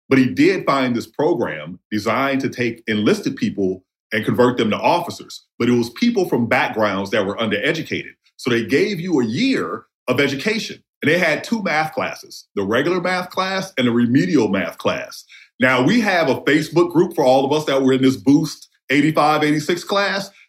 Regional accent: Heidelberg, Mississippi, United States; I grew up in Heidelberg High School in Jasper County, Mississippi, all black.

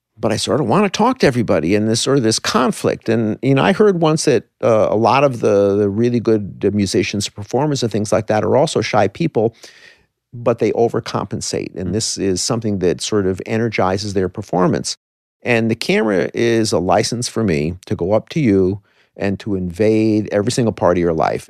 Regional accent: Port Chester, New York, United States; my hometown, Portchester, New York

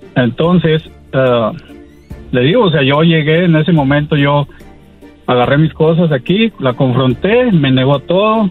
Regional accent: Mexico; also born or lived in Washington, United States; soy mexicano voy y vengo año tras año de a mi pueblo, aquí a, Washington

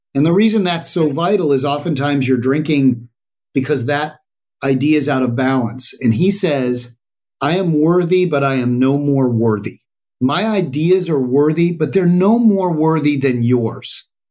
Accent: Colorado, United States; I grew up in Colorado, which is your flyover state with a little bit of machismo

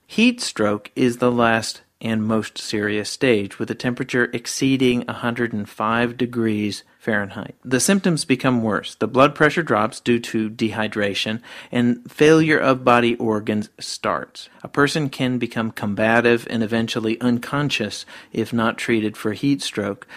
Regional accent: Georgia, United States; those of us living in my home state of Georgia

